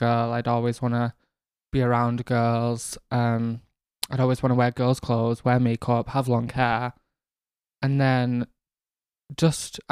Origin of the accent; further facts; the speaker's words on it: Manchester, North West England, United Kingdom; also born or lived in Rochdale; I am from Manchester originally, born and raised in North Manchester, the council estates of New Moston.